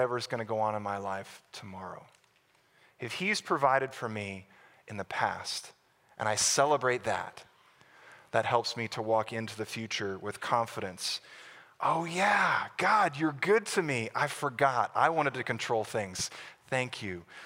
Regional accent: Plano, Texas, United States; I grew up in Plano, Texas, on the north side of Dallas

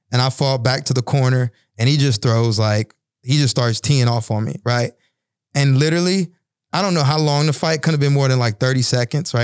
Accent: Bryan, Texas, United States; moved away as an adult; I found a little boxing gym in my hometown, Bryan, Texas

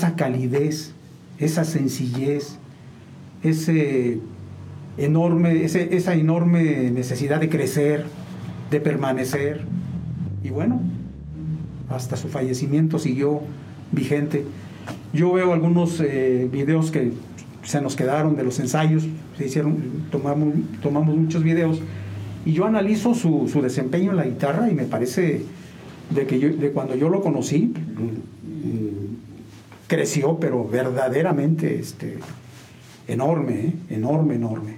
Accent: San Juan del Río, Querétaro, Mexico; also born or lived in Mexico City; soy de San Juan del Río

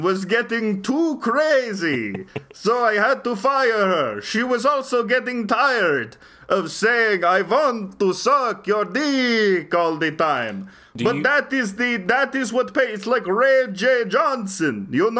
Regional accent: Transylvania, Romania; We are from Transylvania, and you would expect me to make a trans joke, but it is very tired over there, yeah.

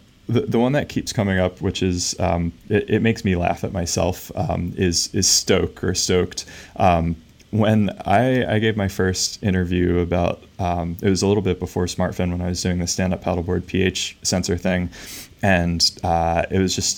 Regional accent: Pennsylvania, United States; And I grew up just outside of Philadelphia in this like old farm town that has since been converted to suburbia

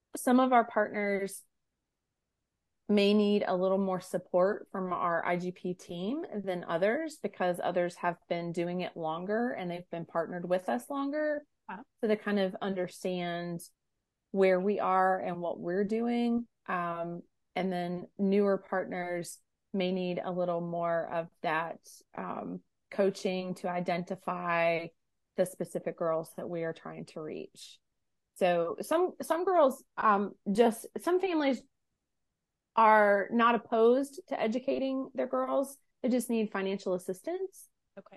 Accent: United States; an American-born, American-raised individual

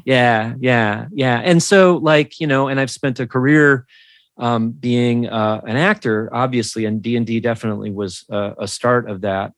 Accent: Minnesota, United States; I'm from Minnesota

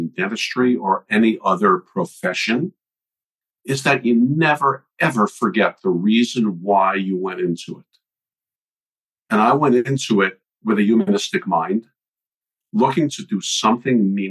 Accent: New York, United States; moved away; also born or lived in Virginia; I was born and raised in New York, went to school at Virginia Commonwealth University

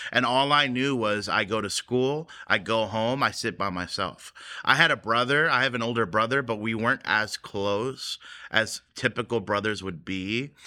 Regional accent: United States; growing up in the American church, now it was a Korean church, but it was an American society

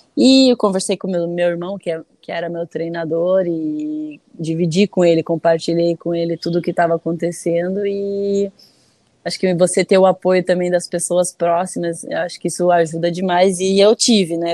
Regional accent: Curitiba, Paraná, Brazil; also born or lived in Alagoas / Pernambuco / France; Eu nasci em Alagoas, mas apenas nasci porque eu mora, sempre morei, sempre morei até os sete anos, né? Eu morei em Pernambuco. Então, com sete anos, a gente foi para Curitiba

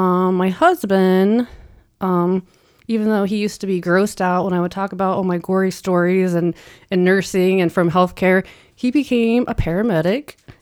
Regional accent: Minerva, Ohio, United States; also born or lived in Navarre, Ohio; So Northeast Ohio, like a small country farm town. I think it's a town now. It has a couple lights. It's grown a lot, like, since I've lived there, but and we actually lived in Navarre, Ohio.

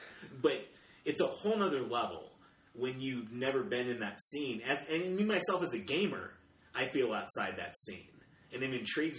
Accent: Atlanta, Georgia, United States; now in Colorado Springs, United States; I'm from Atlanta.

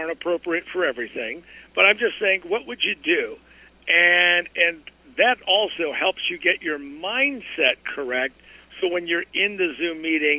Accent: Colorado, United States; I grew up in Colorado

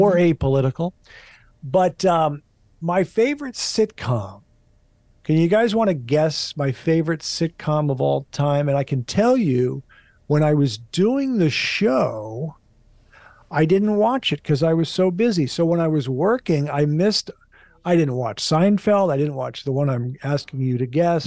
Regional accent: Hastings, Minnesota, United States; moved away as an adult; also born or lived in New Jersey; now in Los Angeles, United States; I grew up in Minnesota in the Midwest. My dad took a transfer from New Jersey

